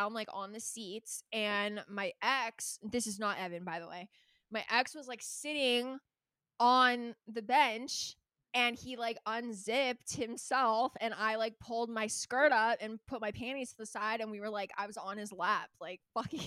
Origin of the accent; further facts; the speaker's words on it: Calabasas, California, United States; I grew up in Calabasas, so it's like, not only are we like 40 minutes from